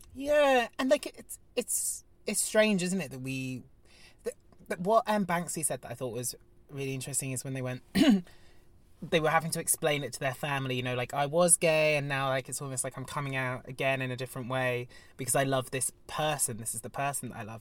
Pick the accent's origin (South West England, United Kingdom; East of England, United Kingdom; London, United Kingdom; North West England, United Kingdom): South West England, United Kingdom; Devon; me being Devonian